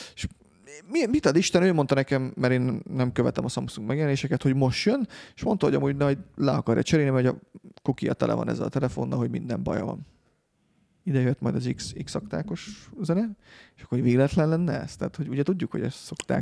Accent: Hungary; magyarok vagyunk

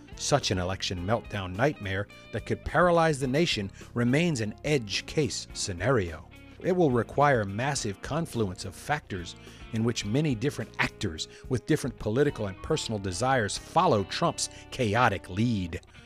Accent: Louisiana, United States; I'm from Louisiana

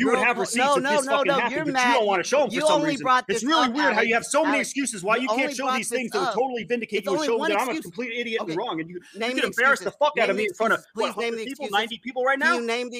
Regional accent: New York City area of New Jersey, United States; I'm from the New York City area of New Jersey. It has nothing to do with Pennsylvania.

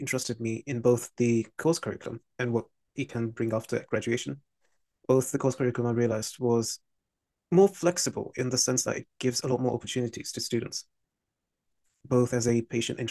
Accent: London, United Kingdom; as a Londoner, I wanted to either study in London or be in cross proximity with it

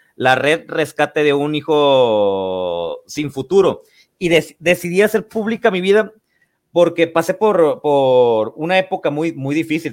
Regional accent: Los Mochis, Sinaloa, Mexico; moved away; Yo soy de la ciudad de, los mochis, me fui a, mi ciudad natal

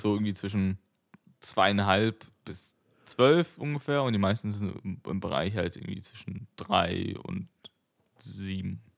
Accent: Berlin, Germany; ich bin ja in Berlin geboren

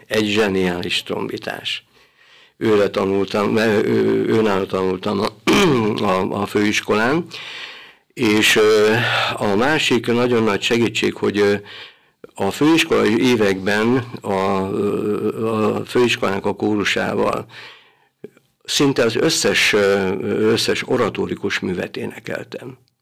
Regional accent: Hahót, Zala, Hungary; now in Szekszárd, Hungary; Itt születtem 1954-ben, és itt nőttem föl gyermekként

